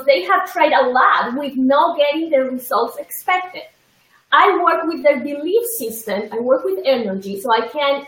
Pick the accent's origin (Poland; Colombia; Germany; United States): Colombia; moved away; I am originally from Colombia